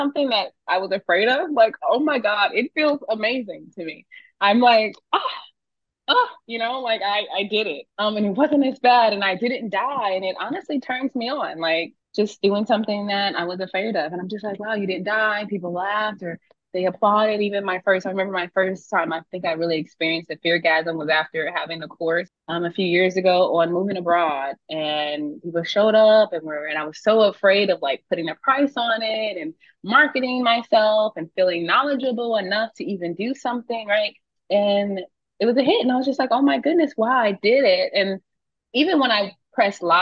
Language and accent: English; United States; moved away as an adult; I'm American